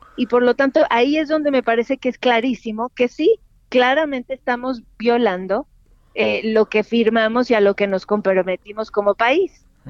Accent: Mexico; como mexicanos

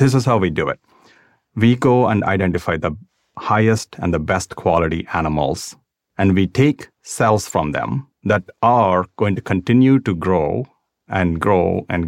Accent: South India, India; That was just a neighbor to where I grew up in South India.

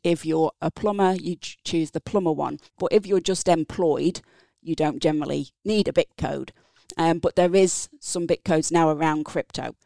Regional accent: England, United Kingdom; accent: English; moved away as an adult; also born or lived in Napier, Hawke's Bay, New Zealand; now in New Zealand; So from my accent, English. Grew up in England

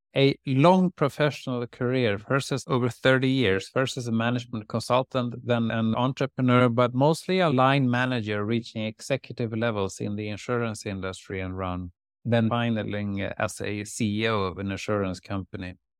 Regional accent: Lerum, Västra Götaland, Sweden; also born or lived in Uddevalla; First in Uddevalla and then in Lerum outside Gothenburg

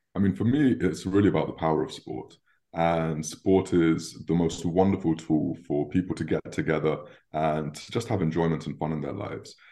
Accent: London, United Kingdom; I was born and raised in London

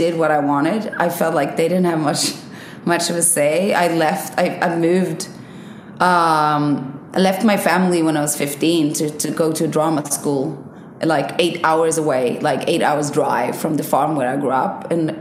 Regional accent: Sweden; also born or lived in Iceland; I was born in Sweden, moved to Iceland when I was 5, lived in Iceland for like 3.5 years, moved back to Sweden.

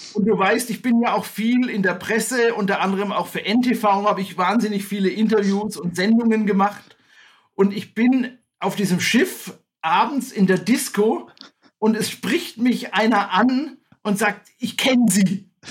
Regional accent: Bad Königshofen im Grabfeld, Bavaria, Germany; now in Staufen im Breisgau, Germany; ich bin wie du aufgewachsen in Franken. Und zwar hatte ich das Glück, in einem Kurort aufzuwachsen. Ja, das, ich sag mal den Namen, schöne Grüße auch an Bad Königshofen im Grabfeld.

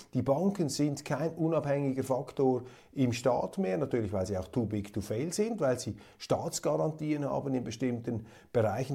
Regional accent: Kloten, Zurich, Switzerland; ich als alter Eishockey-Fan aus Kloten

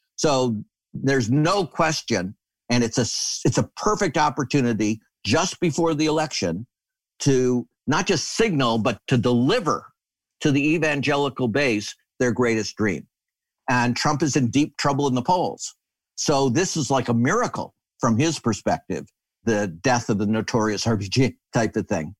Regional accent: Michigan, United States; I grew up in Michigan

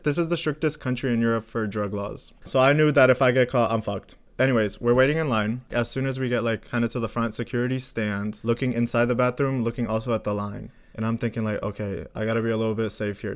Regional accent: Florida, United States; now in Sweden; I'm from Florida

